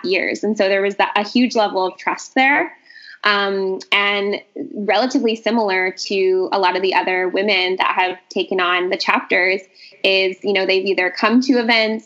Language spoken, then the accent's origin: English; Vancouver, British Columbia, Canada; I'm from Vancouver.